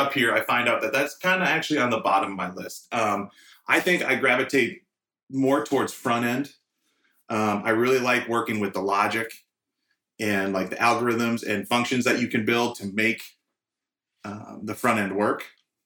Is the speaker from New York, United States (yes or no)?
no; St. Paul, Minnesota, United States; moved away as an adult; now in Nashville, United States; I'm originally from St. Paul, Minnesota, but I moved here about 3 years ago